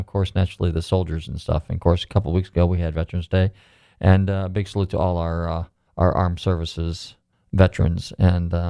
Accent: California, United States; moved away; when I grew up in California

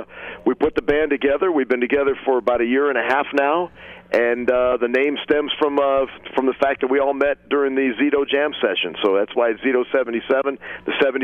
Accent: Cleveland, Ohio, United States; also born or lived in Akron, Ohio / Detroit, Michigan; I was born in Akron, Ohio, but I grew up. School time was in Cleveland, and summers were spent at my grandmother's up in Detroit

